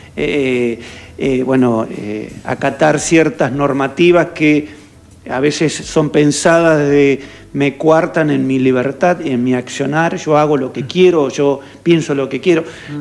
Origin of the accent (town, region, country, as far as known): Argentina